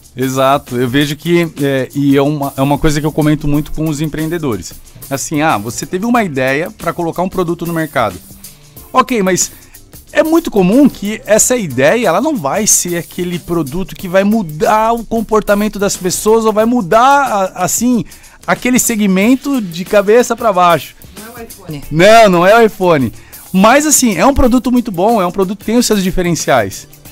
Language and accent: Portuguese; São Paulo, Brazil; now in Joinville, Brazil; eu sou natural de São Paulo